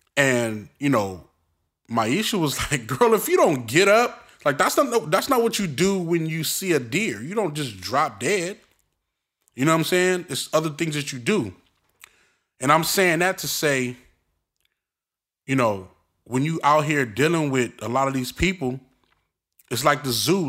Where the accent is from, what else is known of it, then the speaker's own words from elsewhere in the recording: Brooklyn, New York, United States; accent: Brooklyn; moved away; also born or lived in Inglewood, Los Angeles; I'm from Brooklyn.